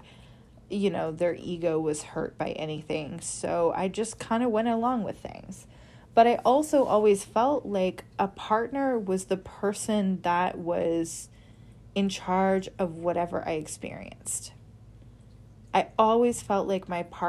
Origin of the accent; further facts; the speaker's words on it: Midwest, United States; I grew up in the Midwest